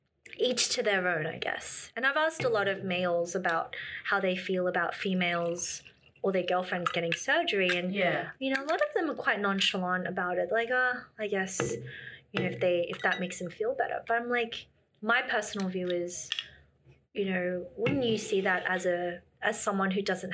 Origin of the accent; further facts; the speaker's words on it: Shanghai, China; I've lived in China for 5 years and I'm from Shanghai, lived in Beijing.